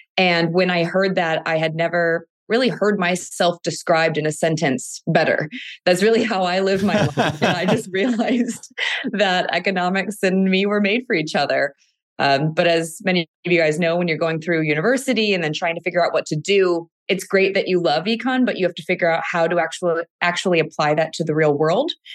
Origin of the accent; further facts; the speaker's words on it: Cleveland, Ohio, United States; moved away as an adult; now in California, United States; born and raised in Cleveland, Ohio, but I've lived in California now for the past ten years.